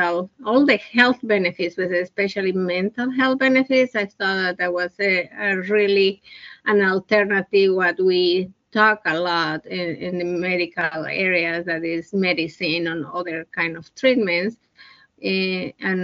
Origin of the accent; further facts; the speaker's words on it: Bolivia; moved away as an adult; now in United States; I was born in Bolivia, South America. I was 34 years old when I moved to the United States.